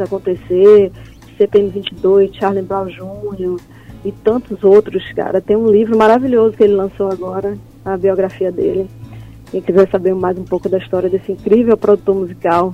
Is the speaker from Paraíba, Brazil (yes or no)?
no; interior of Bahia, Brazil; also born or lived in Salvador; Eu sou do interior da Bahia